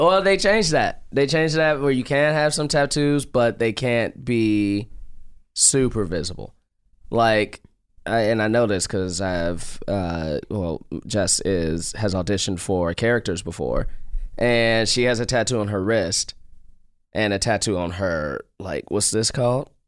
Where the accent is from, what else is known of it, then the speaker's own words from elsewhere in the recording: Chicago, Illinois, United States; now in Los Angeles, United States; I'm from Chicago